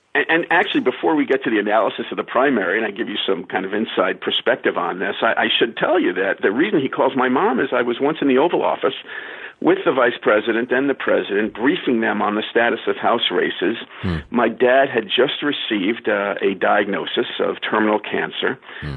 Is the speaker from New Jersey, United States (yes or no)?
no; Levittown, New York, United States; I grew up in Levittown, Long Island